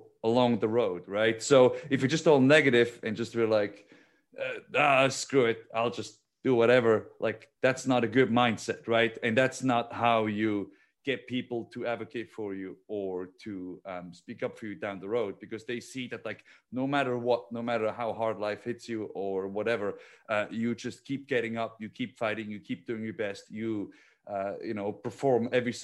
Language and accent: English; Switzerland; moved away as an adult; I'm a kid from Switzerland